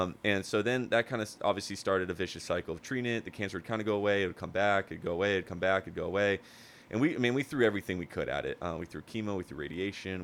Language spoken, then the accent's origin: English; Huntington Beach, California, United States; born and raised in Huntington Beach, never lived anywhere else